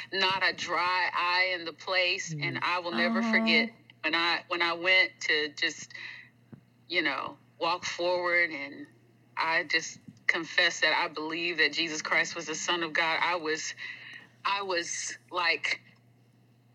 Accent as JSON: {"language": "English", "town": "Greensboro", "region": "North Carolina", "country": "United States", "tie": "born or raised there", "also_born_or_lived": "East Texas", "moved": "yes", "said": "I grew up in Greensboro, North Carolina"}